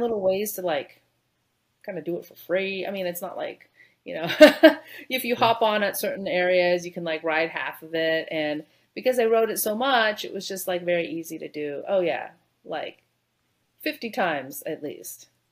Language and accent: English; Bay Area, California, United States; moved away as an adult; also born or lived in Canada; now in Houston, United States; I grew up in the Bay Area, so uh, Silicon Valley, San Francisco